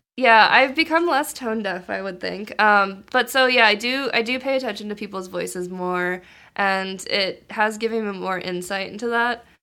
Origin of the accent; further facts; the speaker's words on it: Maryland, United States; moved away as an adult; now in Boston, United States; I'm from Maryland, and so I wanted to stay in Maryland to go to school